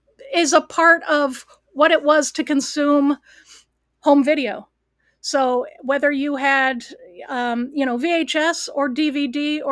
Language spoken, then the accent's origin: English; Cleveland, Ohio, United States; I grew up in the Cleveland market, which is a very large market in Ohio.